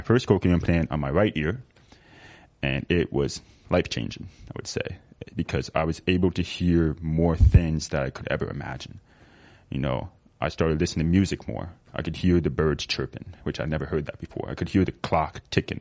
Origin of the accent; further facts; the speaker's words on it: Rochester, Minnesota, United States; I was born in Rochester, Minnesota, an hour and a half away from the Twin Cities